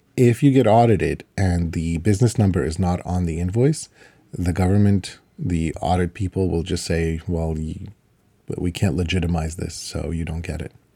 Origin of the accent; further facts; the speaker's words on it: Ukraine; now in Canada; I was born in Ukraine